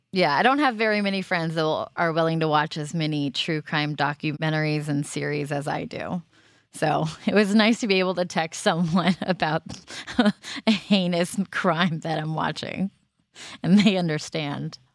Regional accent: Los Angeles, California, United States; I'm from Los Angeles

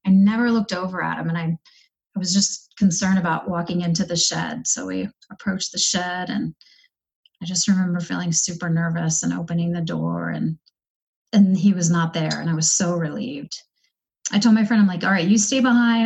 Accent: East Coast, United States; moved away as an adult; now in Denver, United States; I was born and raised on the East Coast

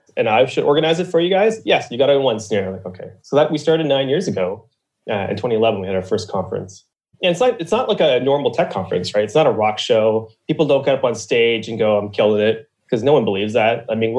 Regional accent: Ontario, Canada; also born or lived in Niagara Falls / Mississauga / Hamilton; So I was born in Niagara Falls, Ontario. And then we moved to Mississauga, which is like a suburb of Toronto. And then I moved to Hamilton, which is another suburb of Toronto. And then when I was 7, I moved to Eastern Ontario.

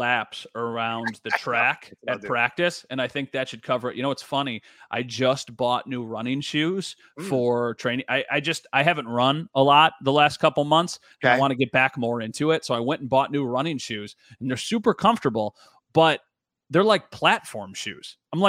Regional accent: Wheatfield, New York, United States; I grew up in the Wheatfield area, and there's Platters now, which is awesome ice cream.

